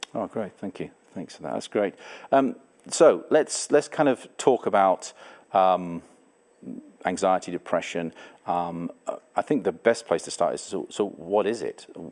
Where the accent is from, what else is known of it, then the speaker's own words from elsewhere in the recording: England, United Kingdom; now in Canada; I have a different accent. I'm not from Canada originally. I'm an English person.